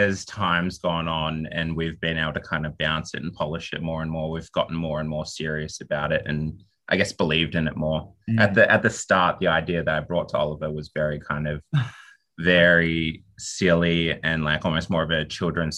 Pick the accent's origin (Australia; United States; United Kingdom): Australia; I'm a writer from Australia